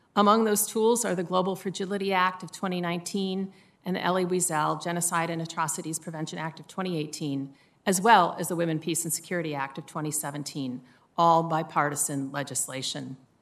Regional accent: Midwest, United States; Growing up in the Midwest

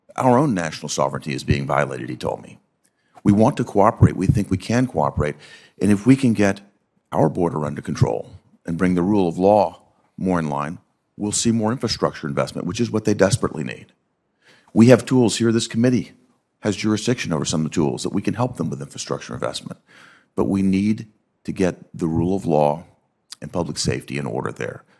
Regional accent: Tennessee, United States; I'm from Tennessee.

